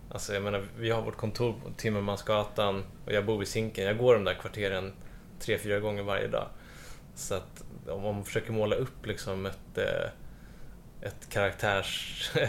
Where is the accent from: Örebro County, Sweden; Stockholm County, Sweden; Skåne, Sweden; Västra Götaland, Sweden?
Stockholm County, Sweden; Stockholm; Nej, jag är från Aspudden men jag har bott precis där vid Ringside-grillen nu sedan 13 år tillbaka. Men Aspudden är nästan Söder.